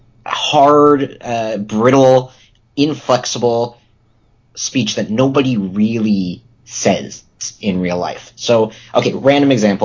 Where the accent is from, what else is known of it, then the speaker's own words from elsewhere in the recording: Los Angeles, California, United States; I'm from Los Angeles